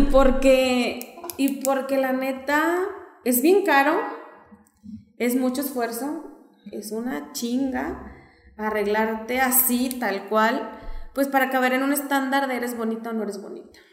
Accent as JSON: {"language": "Spanish", "town": "Torreón", "region": "Coahuila", "country": "Mexico", "also_born_or_lived": "Xalapa", "moved": "yes", "said": "yo me fui de Torreón cuando la gente no salía y regreso cuando la gente tenía un hambre de salir"}